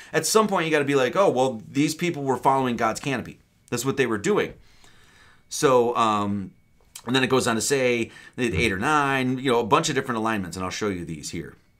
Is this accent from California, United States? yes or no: no; Wisconsin, United States; I grew up in Wisconsin